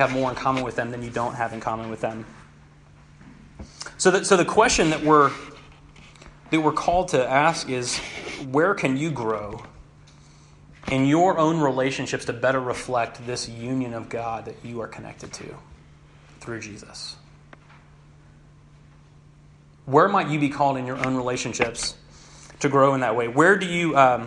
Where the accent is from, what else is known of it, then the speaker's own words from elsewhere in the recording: Knoxville, Tennessee, United States; moved away; I'm from Knoxville, Tennessee